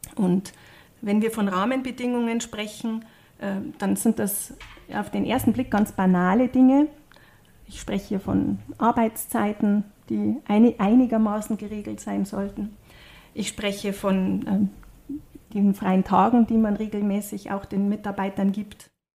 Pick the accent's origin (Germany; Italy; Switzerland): Italy; South Tyrol, Trentino-Alto Adige; bei uns in Südtirol